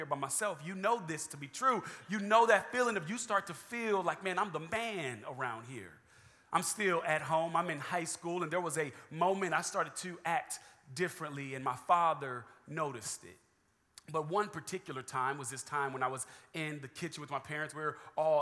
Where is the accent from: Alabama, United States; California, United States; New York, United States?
California, United States; also born or lived in Atlanta, Georgia; now in San Antonio, United States; Originally from California, born, raised there, moved to Atlanta, Georgia, was there for 6 years, and then now I reside in the great state of Texas